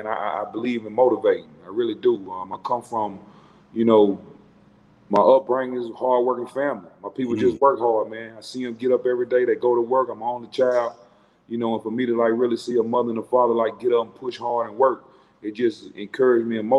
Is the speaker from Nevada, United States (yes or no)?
no; Charlotte, North Carolina, United States; I'm born and raised in Charlotte, North Carolina